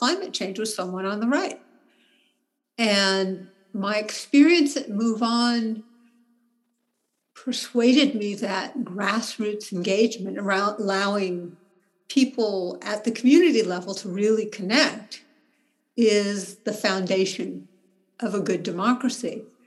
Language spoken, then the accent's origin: English; Berkeley, California, United States; I live in Berkeley. I was born in Berkeley.